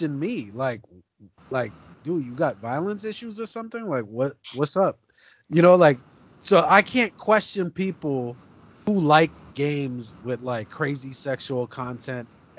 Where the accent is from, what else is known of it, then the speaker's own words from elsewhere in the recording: New York City, New York, United States; I was like 19 years old, growing up in New York City, in Brooklyn